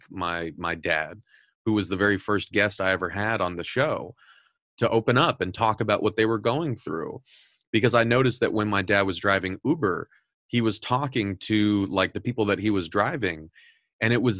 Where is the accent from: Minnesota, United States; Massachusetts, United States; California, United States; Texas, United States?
California, United States; Southern; I'm originally from Southern California